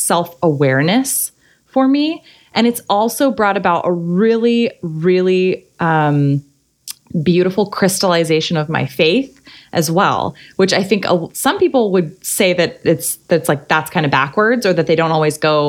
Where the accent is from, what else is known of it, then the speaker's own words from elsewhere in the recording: Arizona, United States; moved away as an adult; also born or lived in San Diego / Kansas City / New York City / Hoboken; now in Long Beach, United States; I grew up in Arizona